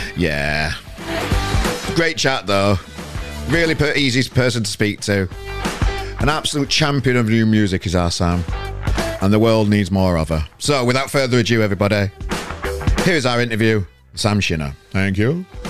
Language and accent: English; Sheffield, Yorkshire and the Humber, United Kingdom; now in Manchester, United Kingdom; I'm from Sheffield originally